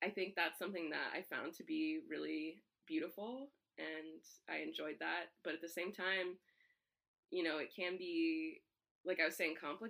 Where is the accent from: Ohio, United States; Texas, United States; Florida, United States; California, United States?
Texas, United States; San Antonio; I grew up in San Antonio, Texas, and that's predominantly Hispanic